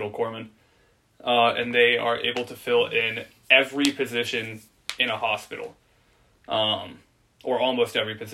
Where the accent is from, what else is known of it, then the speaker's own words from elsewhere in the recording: Oceanside, California, United States; born there; now in Virginia, United States; I, uh, I was born in Oceanside, California. I'm a Marine brat. My dad's Marine. We moved around a lot. And eventually I wound up in Virginia. Been here about 14 years.